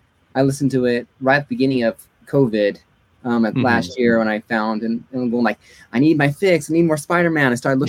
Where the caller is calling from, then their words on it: Monte Vista, Colorado, United States; Monta Vista, Colorado.